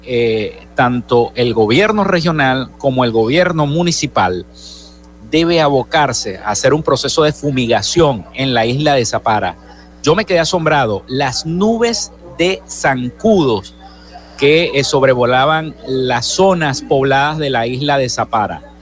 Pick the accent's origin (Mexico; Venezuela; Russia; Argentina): Venezuela; Zulia; nuestra entidad zuliana